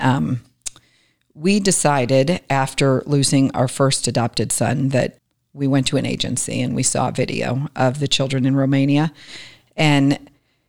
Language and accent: English; Plymouth, Michigan, United States; moved away as an adult; also born or lived in Northville, Michigan; now in Atlanta, United States; I am from Michigan. I grew up in Plymouth and Northville